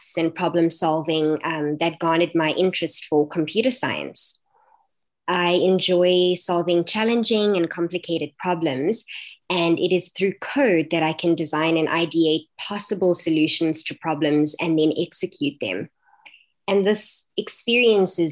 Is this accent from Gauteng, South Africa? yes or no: yes; Johannesburg, Gauteng, South Africa; I am from Bedford View, Johannesburg. I was born and raised here.